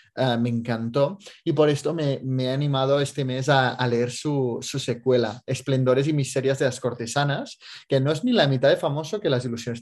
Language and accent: Spanish; Andorra; yo, como soy de Andorra